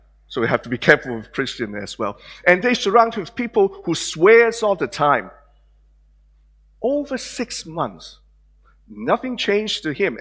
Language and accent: English; Hong Kong; now in Australia; some of you may recognize my accent and the way I look, that I'm not born in Australia. I was born in Hong Kong.